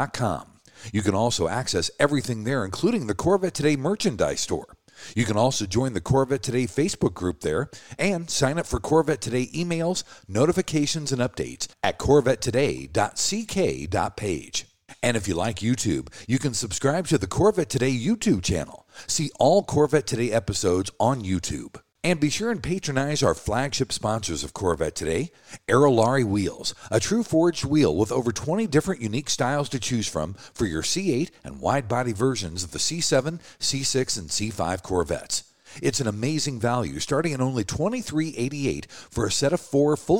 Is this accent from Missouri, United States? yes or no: yes; Kansas City, Missouri, United States; Kansas City, my hometown.